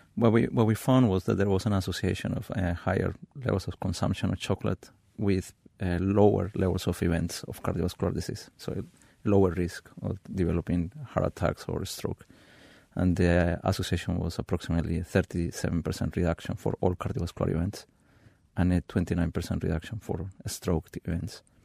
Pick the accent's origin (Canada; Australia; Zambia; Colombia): Colombia; moved away; I grew up in Colombia, in a city one thousand two hundred meters high in the Andes